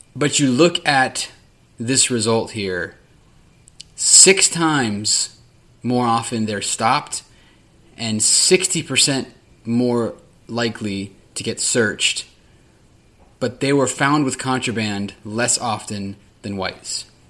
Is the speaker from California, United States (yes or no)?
yes; Sacramento, California, United States; The city of Sacramento, my hometown